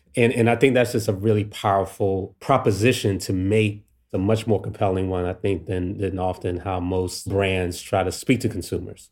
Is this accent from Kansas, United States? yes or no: no; Washington, District of Columbia, United States; me growing up in D C here.